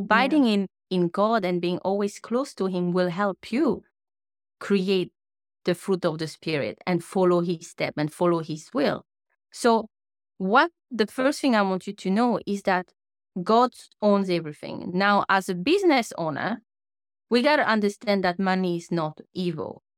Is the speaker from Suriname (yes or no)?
no; French Polynesia; first language French; English is a second language; moved away as an adult; now in New Zealand; The accent that you hear now is because I'm from Tahiti, a small island in the Pacific Ocean. So my first language is French